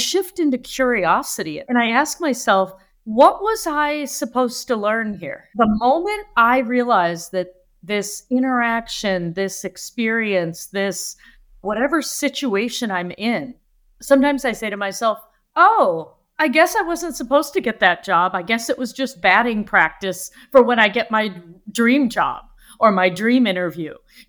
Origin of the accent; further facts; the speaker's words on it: Michigan, United States; also born or lived in Africa; Well, when I was little, I was born and raised in Michigan, in the United States. And at 3 months old, my grandmother took me to Africa to live with my grandfather